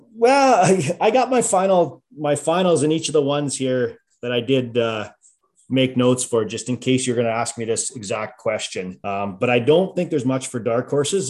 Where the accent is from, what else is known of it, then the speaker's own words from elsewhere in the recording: Wilkie, Saskatchewan, Canada; back to my hometown, and I'm thinking the Wilkie Outlaws